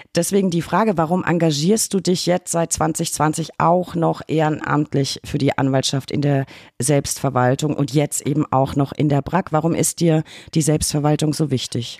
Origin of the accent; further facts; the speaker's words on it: Lower Franconia, Bavaria, Germany; in meiner Heimat Unterfranken